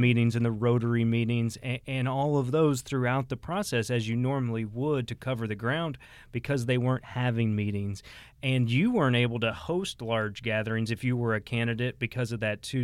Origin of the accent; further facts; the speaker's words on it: Cape Girardeau, Missouri, United States; my hometown had a hotly contested race. I'm from Cape Girardeau area, Cape Girardeau County